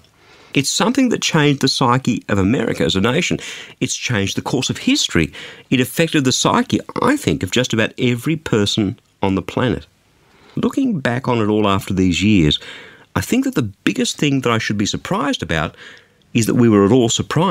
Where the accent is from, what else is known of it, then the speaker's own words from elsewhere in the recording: Australia; as an Australian